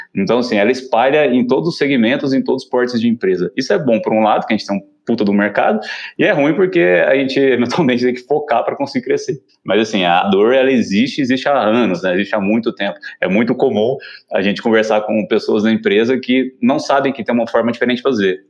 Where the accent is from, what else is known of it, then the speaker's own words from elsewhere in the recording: Uberlândia, Minas Gerais, Brazil; also born or lived in São Paulo; Eu sou daqui de Uberlândia, né? Então sempre trabalhei aqui, empreendi aqui em Uberlândia